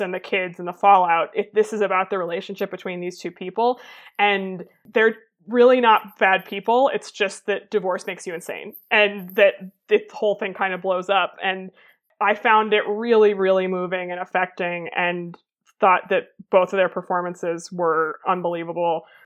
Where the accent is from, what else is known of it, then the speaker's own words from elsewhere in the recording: United States; as an American